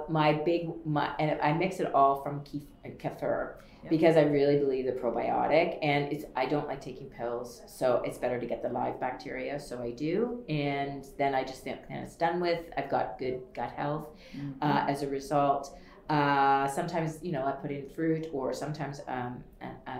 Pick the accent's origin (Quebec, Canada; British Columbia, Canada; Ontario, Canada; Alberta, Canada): Ontario, Canada; Wellesley; I grew up in a small town called Wellesley, Ontario